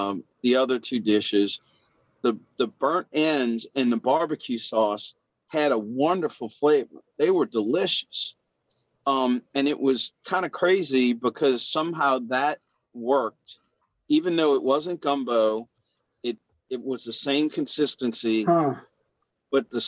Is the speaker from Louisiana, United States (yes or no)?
yes; Louisiana, United States; I'm from Louisiana